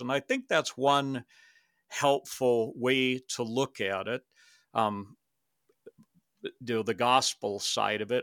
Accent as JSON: {"language": "English", "region": "Minnesota", "country": "United States", "tie": "born or raised there", "also_born_or_lived": "Canada / Saint Cloud, Minnesota", "moved": "as an adult", "said": "I grew up in Minnesota"}